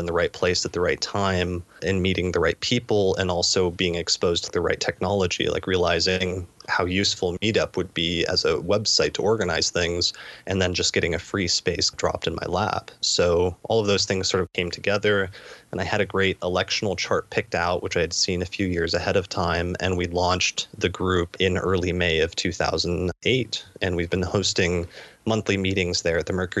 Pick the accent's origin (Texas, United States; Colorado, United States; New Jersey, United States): Colorado, United States; Denver; moved away as an adult; also born or lived in Seattle / East Coast; I'm originally from Denver